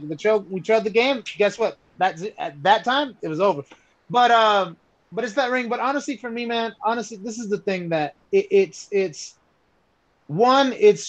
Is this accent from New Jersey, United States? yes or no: no; Atlanta, Georgia, United States; also born or lived in Dallas, Texas; I was born in Dallas, Texas, but I came here in 1990 when I was around 4 or 5. And I love Atlanta. Atlanta's my home.